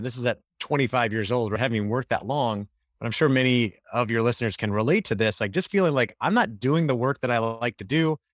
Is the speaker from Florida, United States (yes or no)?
yes; Orlando, Florida, United States; moved away as an adult; also born or lived in Gainesville, Florida; now in California, United States; I grew up in Orlando, Florida